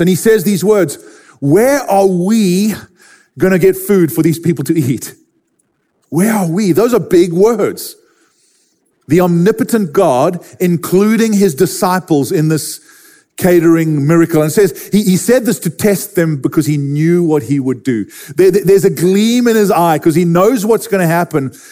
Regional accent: Durban, KwaZulu-Natal, South Africa; I grew up in Durban, South Africa

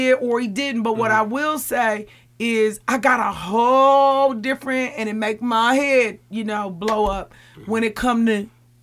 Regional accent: Milwaukee, Wisconsin, United States; because I am from this community and because I am African American

